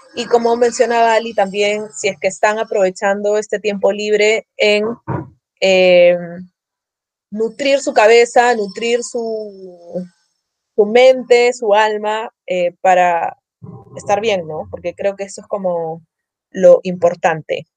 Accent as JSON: {"language": "Spanish", "country": "Peru", "said": "mi mirada como peruana"}